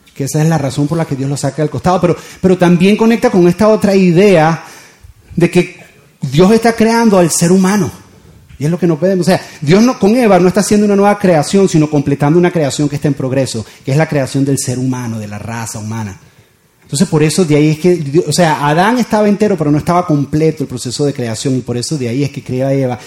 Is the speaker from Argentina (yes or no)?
no; Venezuela; moved away as an adult; now in Doral, United States; yo me crié en Venezuela y mis hijos se están criando acá